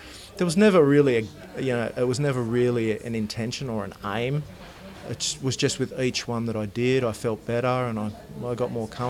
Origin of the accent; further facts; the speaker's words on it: Sydney, New South Wales, Australia; I'm from Mona Vale, which is a suburb north of Sydney in New South Wales, Australia.